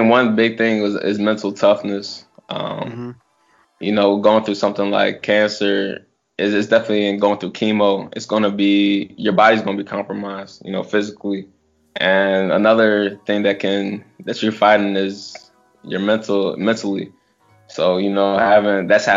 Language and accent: English; Washington, D.C. area, Maryland, United States; I was drafted by my hometown team